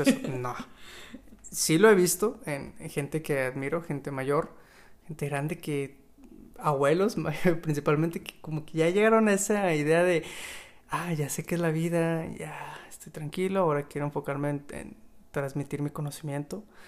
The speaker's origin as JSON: {"language": "Spanish", "country": "Mexico", "said": "hablando como mexicano"}